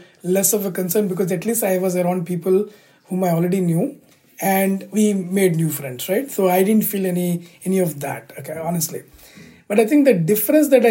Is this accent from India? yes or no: yes; India; moved away as an adult; now in United States; where we grew up, like India, right? By the way, even today I'm an Indian citizen.